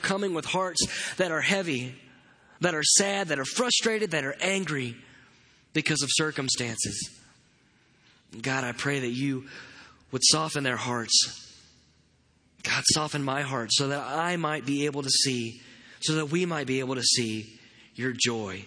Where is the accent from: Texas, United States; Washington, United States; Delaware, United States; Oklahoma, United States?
Texas, United States; Katy; I grew up in Katy, Texas